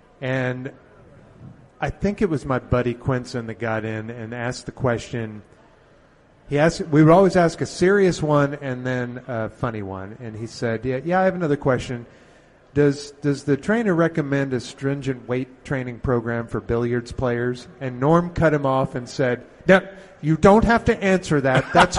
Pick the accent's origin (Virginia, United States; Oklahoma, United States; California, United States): Oklahoma, United States; Oklahoma City; When I was a little kid, growing up in Oklahoma City